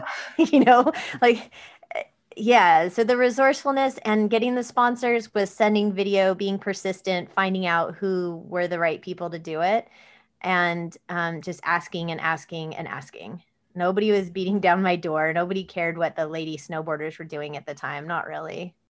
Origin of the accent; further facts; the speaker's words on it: Mojave Desert, Southern California, United States; I was born in Southern California in the desert, uh, in the Mojave Desert, um, and we lived on a dirt road in the middle of nowhere in a mobile home.